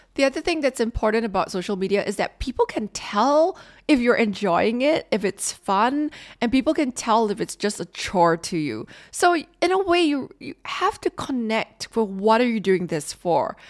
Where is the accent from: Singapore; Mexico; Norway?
Singapore; as a Singaporean